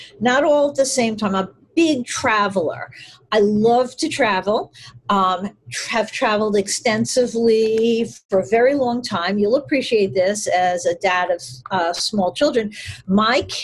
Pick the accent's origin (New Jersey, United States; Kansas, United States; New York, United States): New York, United States; I'm in New York and I grew up in New York with a few little detours